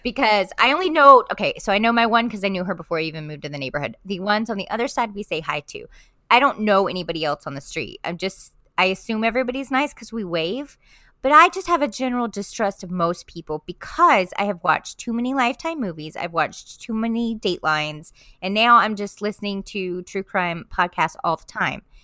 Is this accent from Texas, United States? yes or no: no; South Florida, United States; moved away; I grew up in South Florida, I'm just a Florida girl at heart.